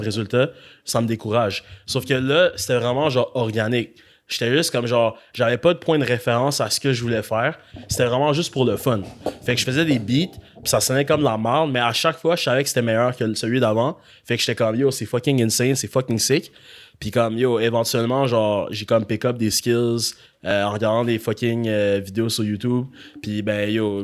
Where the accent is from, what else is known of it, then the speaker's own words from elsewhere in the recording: Gatineau, Quebec, Canada; je viens de Gatineau, d'où l'accent.